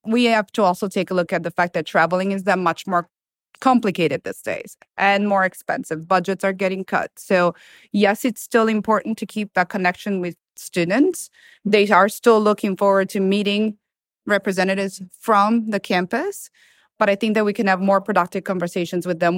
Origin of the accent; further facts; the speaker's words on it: Milan, Lombardy, Italy; English is a second language; moved away as an adult; now in Florida, United States; Italy. I was born and raised in Milan.